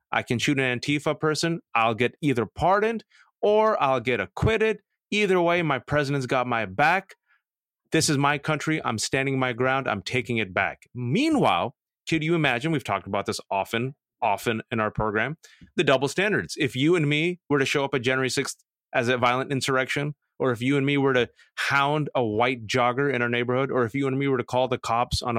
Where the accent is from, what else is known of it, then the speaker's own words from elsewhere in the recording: California, United States; Remember the, the devastating fires in my home state